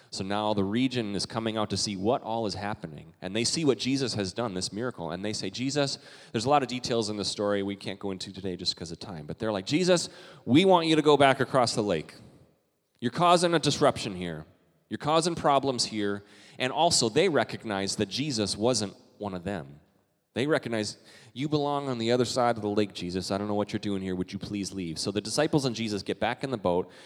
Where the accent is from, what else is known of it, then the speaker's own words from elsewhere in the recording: Canada; now in United States; I'm Canadian